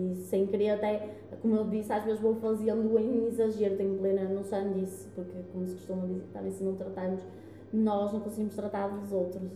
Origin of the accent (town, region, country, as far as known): Guimarães, Norte, Portugal